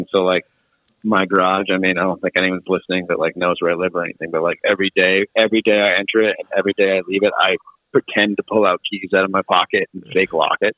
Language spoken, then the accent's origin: English; Worcester, Massachusetts, United States; I grew up in the Worcester, Massachusetts area, and uh, just recently relocated uh, to the Western Mass part of the area.